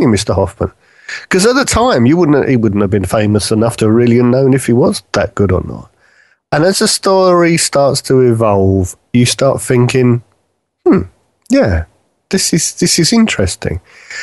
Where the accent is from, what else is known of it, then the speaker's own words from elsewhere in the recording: United Kingdom; being British